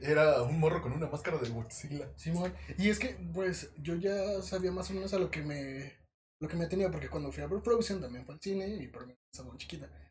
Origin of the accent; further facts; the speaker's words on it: Mexico; como mexicanos consumidores de cine